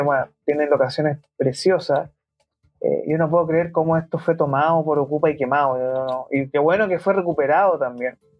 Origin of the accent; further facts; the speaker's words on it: Santiago, Santiago Metropolitan Region, Chile; siendo un santiaguino